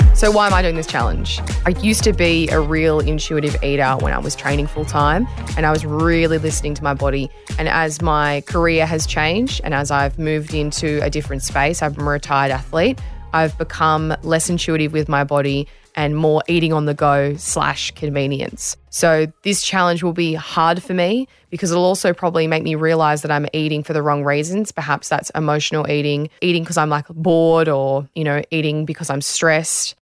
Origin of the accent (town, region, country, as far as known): Australia